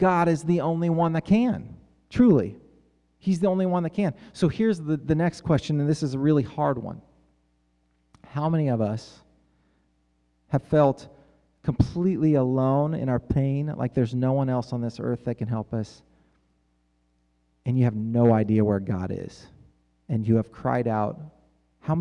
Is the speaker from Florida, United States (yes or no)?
no; Kansas, United States; I'm from Kansas.